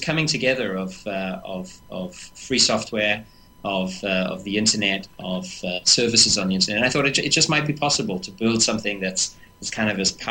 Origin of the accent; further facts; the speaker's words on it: South Africa; I'm South African